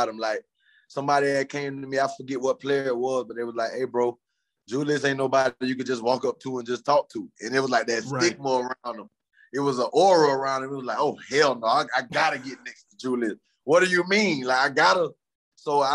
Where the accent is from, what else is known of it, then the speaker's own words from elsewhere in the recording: Florida, United States; Me and John Beeson from the same neighborhood. We're from Florida